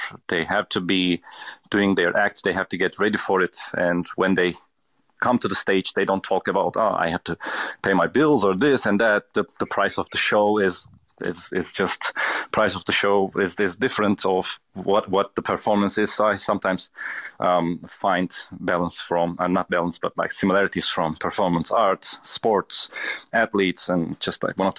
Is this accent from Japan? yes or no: no; Turkey; I was born in Turkey and I was raised in Turkey. I can easily say that my family has never been a traditional Turkish family.